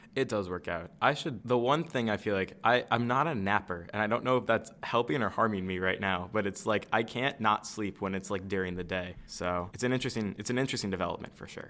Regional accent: Michigan, United States; I'm from Michigan. I'm on like the Lake Michigan side.

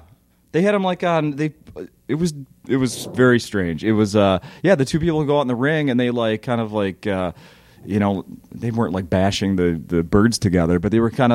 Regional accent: St. Paul, Minnesota, United States; I grew up in St. Paul

